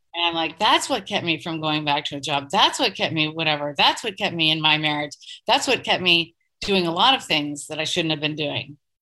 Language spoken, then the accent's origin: English; East Coast, United States; moved away as an adult; also born or lived in Portland; now in New York, United States; I'm from the East Coast. My family is back there